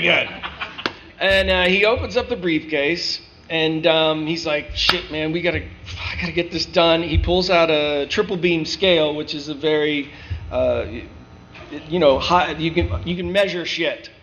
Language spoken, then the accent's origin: English; North Canton, Ohio, United States; also born or lived in Dayton, Ohio; I'm from Ohio I grew up as a wrestler